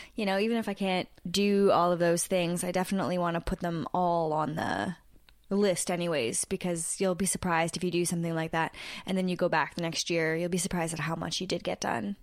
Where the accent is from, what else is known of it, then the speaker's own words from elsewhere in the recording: Canada; also born or lived in Toronto; we're two Canadian podcasters in Toronto